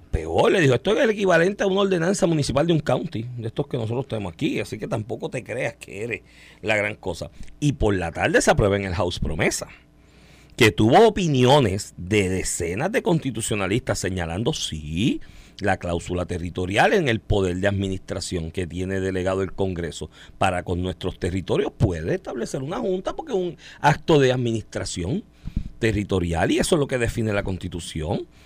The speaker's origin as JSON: {"language": "Spanish", "country": "Puerto Rico", "said": "Desde que nos entendemos como pueblo de Puerto Rico, en el 52, instauramos nuestra primera constitución."}